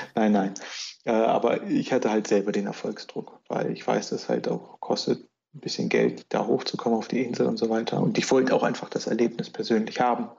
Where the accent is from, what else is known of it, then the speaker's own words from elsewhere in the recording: Germany; bei uns in Deutschland